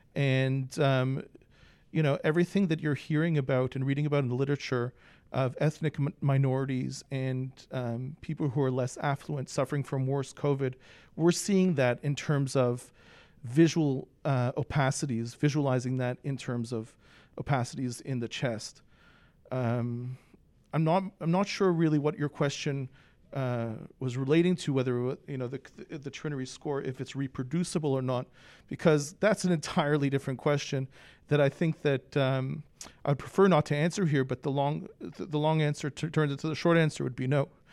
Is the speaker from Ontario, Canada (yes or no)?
yes; Toronto, Ontario, Canada; also born or lived in Philadelphia suburbs; now in Philadelphia, United States; I was born in Toronto